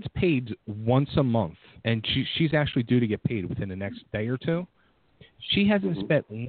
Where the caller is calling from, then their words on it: Philadelphia, Pennsylvania, United States; From Philadelphia.